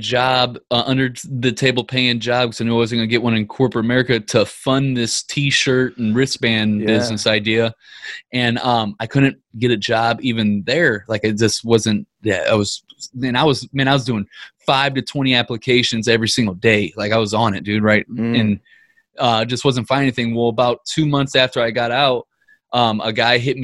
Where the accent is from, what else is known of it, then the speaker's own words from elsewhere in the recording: Ferguson, Missouri, United States; I'm from Ferguson, Missouri